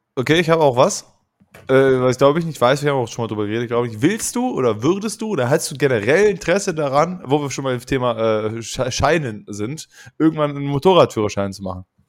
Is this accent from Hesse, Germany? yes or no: no; Duisburg, North Rhine-Westphalia, Germany; in meiner Gegend, wo ich aufgewachsen bin und lebe